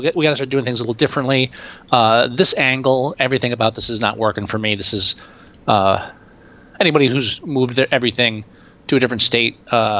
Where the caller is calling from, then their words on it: Texas, United States; I'm calling from Texas, and we're still doing a show, but sorry about that. We've been out for like 6 weeks almost because of me, picking up my entire life and moving cross-country.